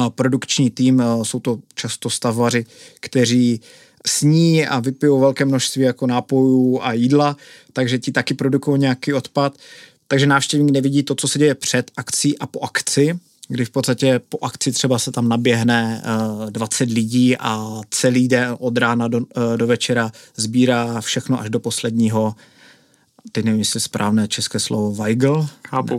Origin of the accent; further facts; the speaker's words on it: Hlučín, Moravian-Silesian Region, Czechia; my jsme oba což hlučináci. Kdo neví, tak Hlučín je město mezi Ostravou a Opavou a já v podstatě jsem, můj rodný dům je asi 500 metrů od festivalového areálu